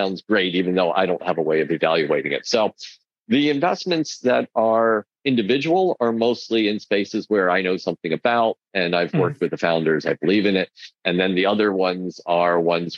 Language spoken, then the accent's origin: English; United States; as an American